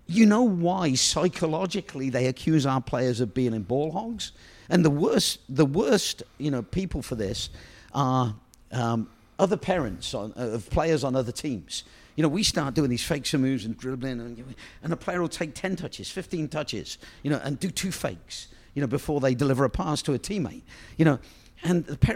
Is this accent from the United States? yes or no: no; England, United Kingdom; I'm that English guy